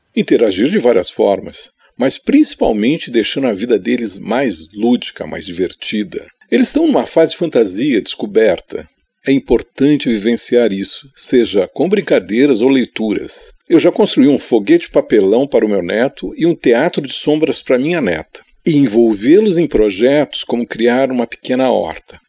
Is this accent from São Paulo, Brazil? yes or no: yes; São Paulo, Brazil; Sou paulistano nascido na Brigadeiro Luiz Antônio, mas toda a minha família é de Pernambuco